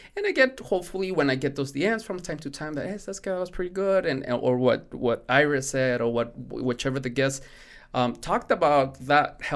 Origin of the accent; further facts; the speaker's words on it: Mexico; first language Spanish; English is a second language; moved away; Spanish is my primary language. I was born in Mexico